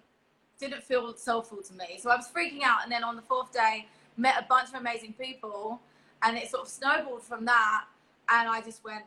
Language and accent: English; England, United Kingdom; But I was born in England, and I was educated and raised in England. But I always was really proud of saying I was Polish.